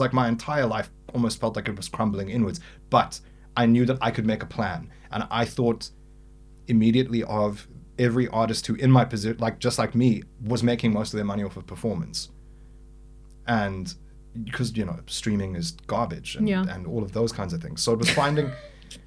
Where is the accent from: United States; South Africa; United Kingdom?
South Africa; a South African